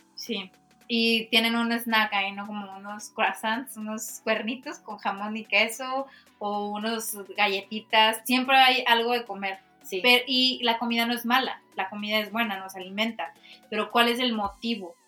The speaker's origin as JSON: {"language": "Spanish", "country": "Mexico", "said": "como mexicanos"}